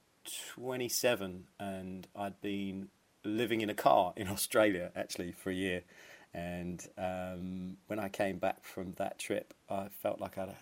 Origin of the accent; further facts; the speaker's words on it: Woking, South East England, United Kingdom; also born or lived in Cardiff, Wales; he became an RSPCA man in Woking in Surrey. So when I was very young, we moved down there. So that's where I spent most of my youth